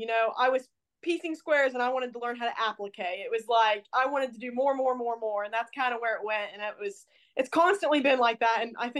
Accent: Ohio, United States; now in Portland, United States; So I currently live in Portland, Indiana. I'm from Ohio, so we moved over here about probably a year and a half ago.

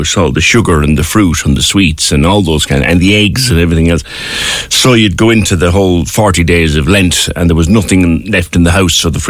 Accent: Ireland; we are very sweet mouthed in Ireland, and in Cork in particular

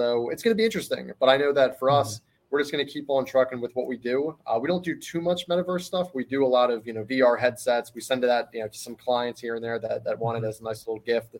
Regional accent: Philadelphia, Pennsylvania, United States; I'm from Philadelphia, fighting city of brotherly love.

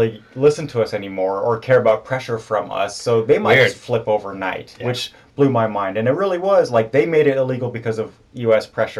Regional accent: Oregon, United States; moved away; also born or lived in Germany; I'm from Oregon

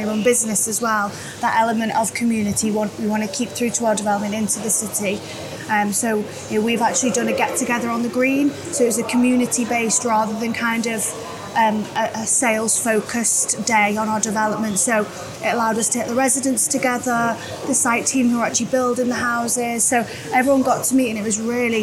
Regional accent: North Wales, United Kingdom; I'm from North Wales, so Chester is the city that I naturally come

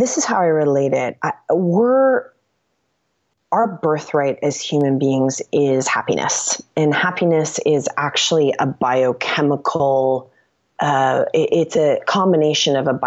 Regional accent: East Coast, United States; also born or lived in New York City; now in Los Angeles, United States; I'm from the East Coast.

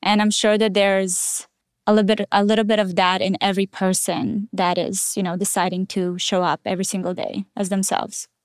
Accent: Israel; born or raised there; also born or lived in Russia

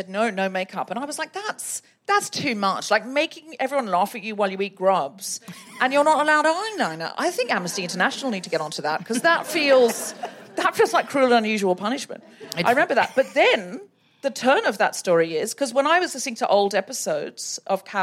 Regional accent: London, United Kingdom; I'm from London

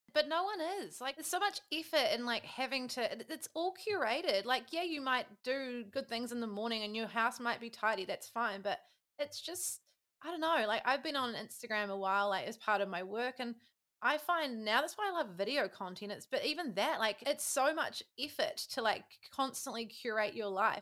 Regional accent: New Zealand

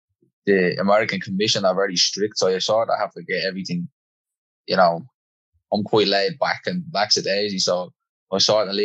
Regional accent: Dublin, Leinster, Ireland; I grew up in the markets area, in the north in our city. So I would have grown up around near Smithfield and Greek Street and Chantry House, all that area.

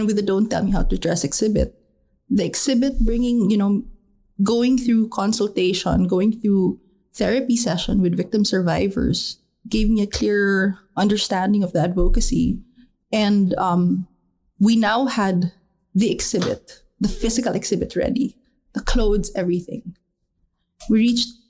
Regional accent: Dumaguete, Negros Oriental, Philippines; my hometown of Dumaguete

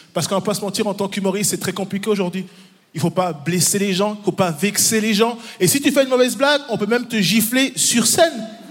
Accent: Neuchâtel, Switzerland; born or raised there; also born or lived in Democratic Republic of the Congo

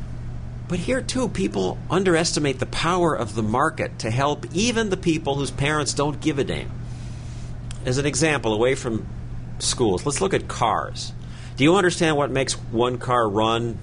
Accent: New York City, New York, United States; my hometown, New York City.

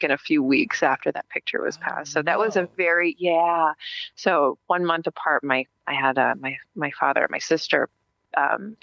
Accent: Las Vegas, Nevada, United States; now in Phoenix, United States; I'm from Las Vegas. I'm out here in Phoenix, Arizona

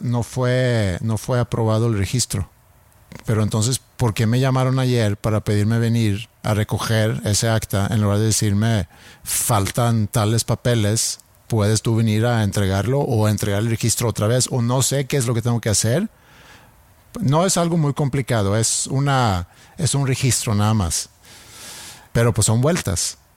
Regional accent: Sweden; first language Swedish; Spanish is a second language; moved away

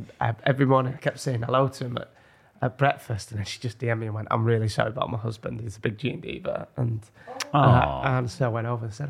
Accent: York, Yorkshire and the Humber, United Kingdom; And I was born in York.

